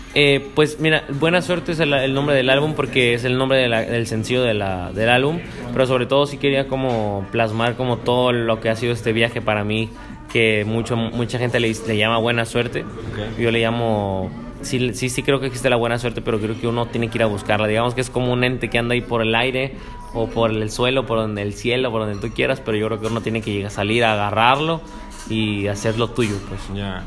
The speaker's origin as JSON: {"language": "Spanish", "town": "Cuautla", "region": "Morelos", "country": "Mexico", "tie": "born or raised there", "also_born_or_lived": "Yautepec, Morelos", "said": "yo crecí en Cuautla, Morelos"}